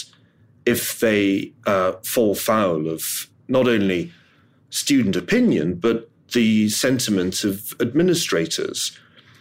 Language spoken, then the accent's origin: English; Glasgow, Scotland, United Kingdom; I'm from Glasgow